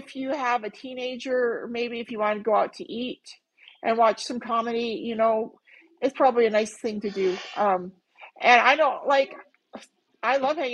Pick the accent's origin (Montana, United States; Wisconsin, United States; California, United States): Montana, United States; North Central; moved away as an adult; now in Phoenix, United States; I grew up in North Central Montana, right? And I spent most of my life in Montana.